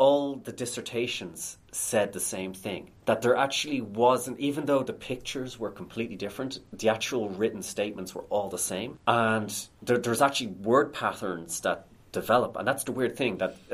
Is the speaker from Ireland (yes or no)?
yes; Ireland; as an Irish person